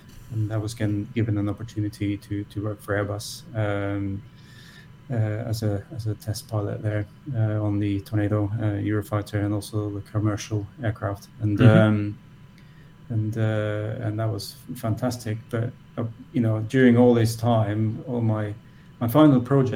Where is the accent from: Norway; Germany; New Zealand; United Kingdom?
Norway; moved away as an adult; also born or lived in United States; now in Austria; I grew up in Norway.